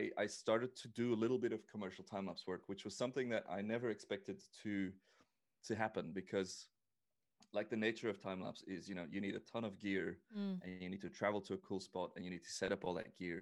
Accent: Belgium; moved away as an adult; also born or lived in Australia; I am Australian, but I am actually Belgian. I've only been Australian for a year and a bit now.

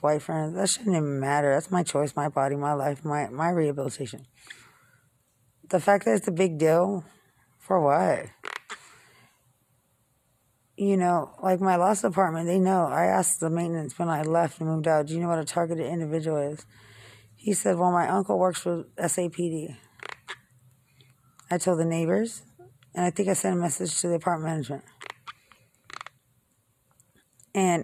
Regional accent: Lubbock, Texas, United States; I'm from Lubbock

